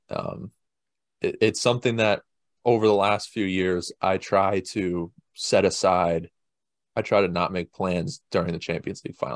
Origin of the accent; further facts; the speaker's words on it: United States; we're American